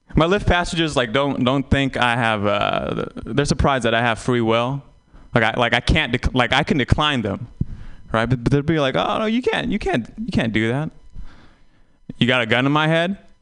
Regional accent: Vietnam; moved away; I'm Vietnamese, and I, I tell people I was born in Vietnam, and I haven't been back

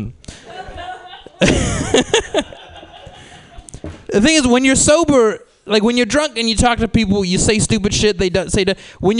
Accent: San Diego, California, United States; Yeah, I'm from San Diego. It's a little bit better than Arizona.

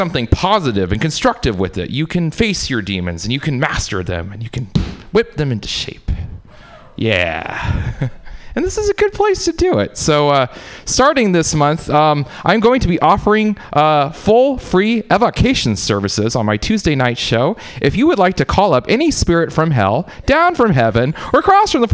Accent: United States; growing up in America

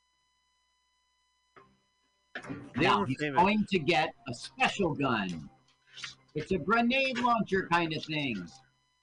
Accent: Canada; when I was little growing up in Canada

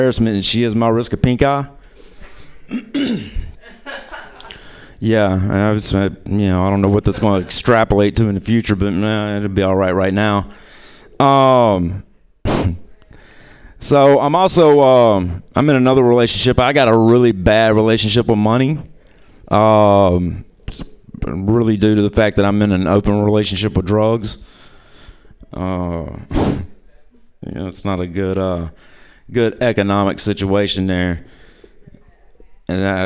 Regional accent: New Orleans, Louisiana, United States; I'm from New Orleans, Louisiana

